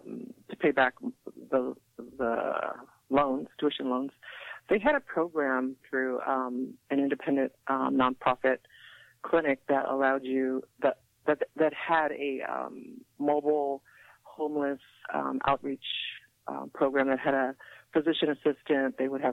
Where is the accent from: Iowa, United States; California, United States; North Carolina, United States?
California, United States; San Gabriel; also born or lived in Alhambra, California / Whittier, California; I began in the San Gabriel Valley. I attended Barnacle High School in Alhambra. I grew up in San Gabriel.